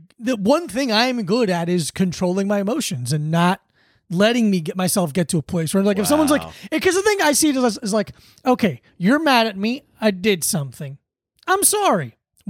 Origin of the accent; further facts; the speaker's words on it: South Florida, United States; I grew up in South Florida.